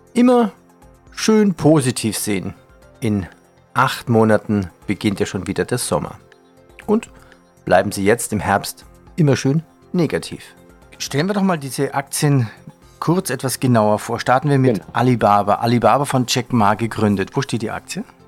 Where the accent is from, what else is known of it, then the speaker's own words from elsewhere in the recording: Bavaria, Germany; accent: Bavarian; mit meiner bayerischen Mundart